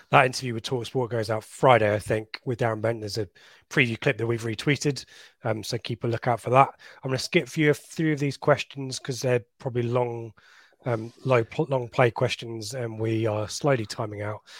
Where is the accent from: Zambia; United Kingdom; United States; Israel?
United Kingdom; Oldham, North West England; Lee, I'm from Oldham, but a town sport of my life.